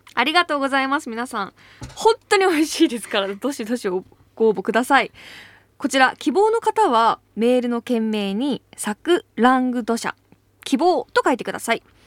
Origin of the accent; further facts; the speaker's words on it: Ebetsu, Hokkaido, Japan; moved away as an adult; now in Tokyo, Japan; 私北海道出身なんですけど